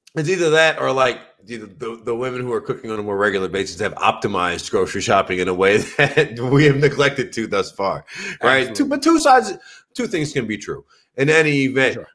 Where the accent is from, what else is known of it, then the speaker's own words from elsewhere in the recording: South Louisiana, United States; now in Los Angeles, United States; growing up in Louisiana